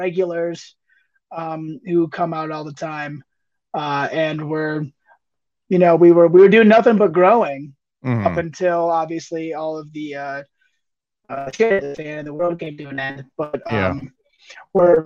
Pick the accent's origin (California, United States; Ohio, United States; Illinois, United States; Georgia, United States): Ohio, United States; between Toledo and Bowling Green; moved away as an adult; also born or lived in Michigan / Cincinnati, Ohio; now in Steamboat Springs, United States; I grew up just south of the Michigan border in Ohio, between Toledo and Bowling Green